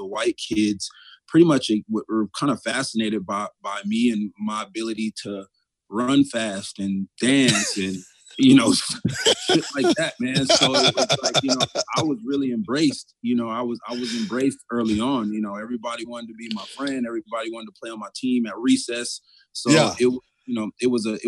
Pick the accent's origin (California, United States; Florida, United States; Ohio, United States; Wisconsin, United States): California, United States; Rowland Heights; also born or lived in South Central Los Angeles; I actually grew up in a small little suburb about an hour east of there called Roland Heights